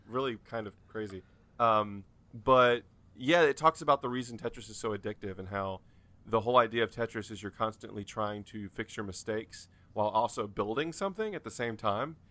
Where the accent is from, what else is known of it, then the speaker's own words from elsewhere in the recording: North Carolina, United States; I'm from North Carolina